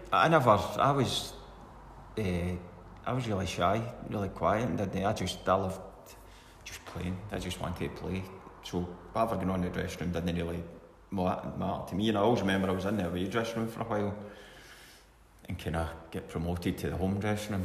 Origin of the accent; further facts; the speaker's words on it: Scotland, United Kingdom; I grew up in Cowan and it was all grass